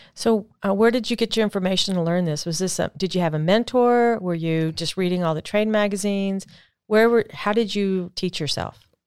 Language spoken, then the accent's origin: English; United States; I am an American